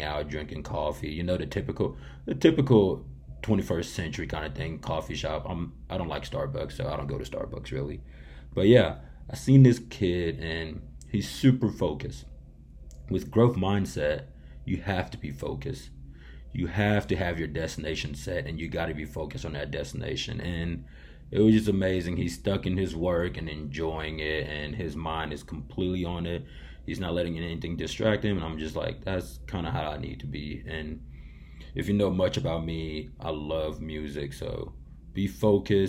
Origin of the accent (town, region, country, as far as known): Johnson City, Tennessee, United States; born or raised there